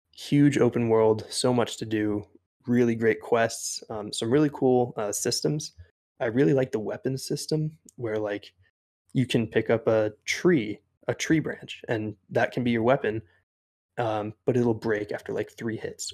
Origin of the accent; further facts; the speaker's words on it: East Coast, United States; I grew up on the East Coast